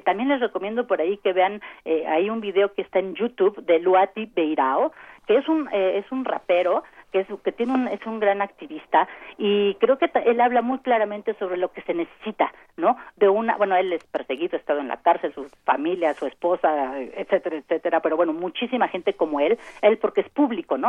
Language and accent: Spanish; Mexico; como sociedad mexicana diversa, compleja